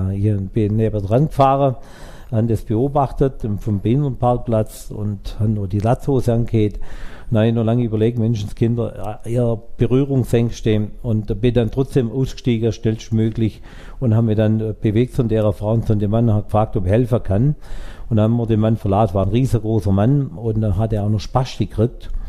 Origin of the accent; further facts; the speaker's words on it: Baden-Württemberg, Germany; Ich komme hier aus Frohnstädter Eichelau. Das ist ein kleines Dorf in der Gemeinde Frohnstädter, direkt auf der Schwäbischen Alb.